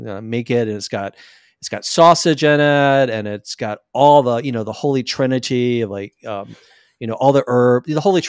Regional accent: Deep South, United States; So I'm a Southern boy. I was raised in the Deep South.

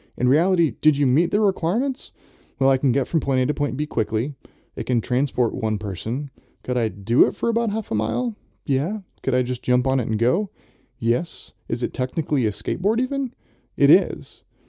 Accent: Santa Cruz, California, United States; I grew up in Santa Cruz, so skateboarding was, was a big thing there

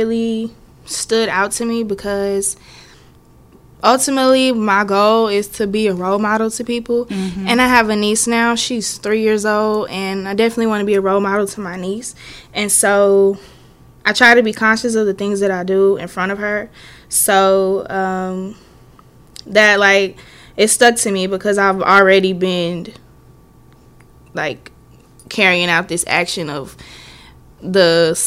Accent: Missouri City, Texas, United States; I am from Missouri City, Texas, and I went to Thurgood Marshall High School

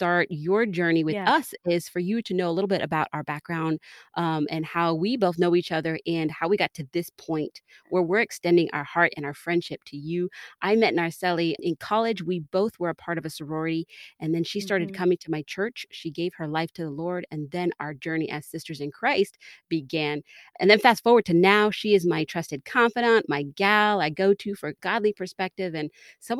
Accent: Texas, United States; now in Orlando, United States; a working Latina professional who was raised in the great state of Texas

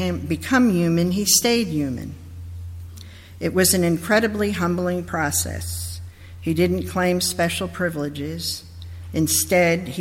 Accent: New York, United States; I'm originally from New York, but I was born in a different place because I'm really a country girl at heart

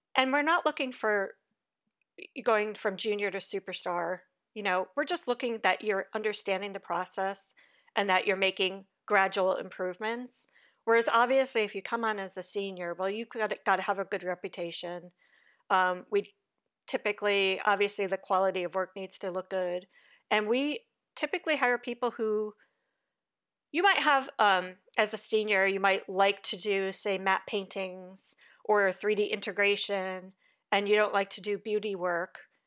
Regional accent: Connecticut, United States; moved away as an adult; also born or lived in New York; now in Los Angeles, United States; I'm a East Coast girl. I grew up in Connecticut

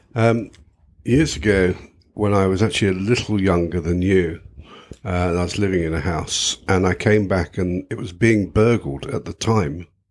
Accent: United Kingdom; being British

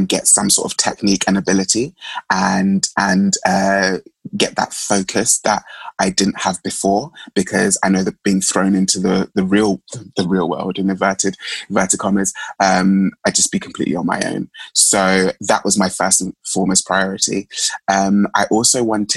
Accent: London, United Kingdom; also born or lived in Mulago, Uganda; I was living at home in East London during that year, just because I could and to save months and money and funds. So I came from Plaster, East London

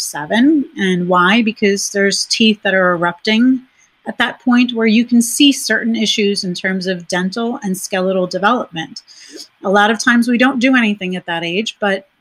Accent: New York, United States; moved away; I'm originally from New York. And so making the move from New York

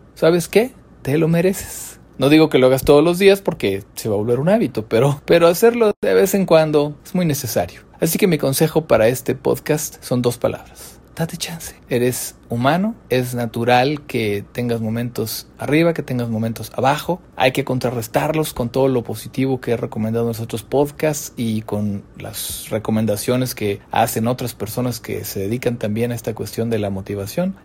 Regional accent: Mexico; nosotros quizá más en México porque estamos acostumbrados a apapacharnos

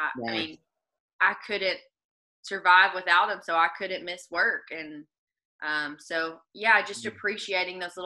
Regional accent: Arkansas, United States; accent: Arkansas; southern; moved away as an adult; now in Nashville, United States; with my Arkansas accent, you could imagine how great I speak Spanish

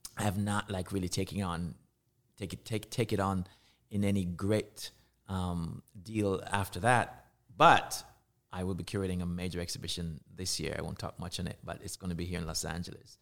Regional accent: Kingston, Jamaica; moved away as an adult; I was born in Kingston, Jamaica, and I was raised in Jamaica

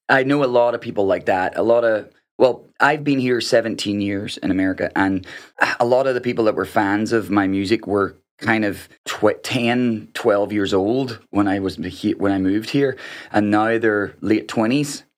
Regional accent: Northern Ireland, United Kingdom; moved away; I'm coming from Northern Ireland

